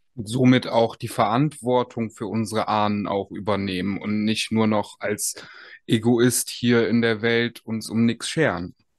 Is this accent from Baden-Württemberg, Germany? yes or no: no; Aachen, North Rhine-Westphalia, Germany; ich komme ja selber aus Aachen